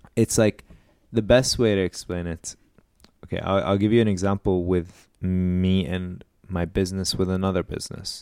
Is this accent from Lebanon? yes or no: yes; Lebanon; I'm Lebanese.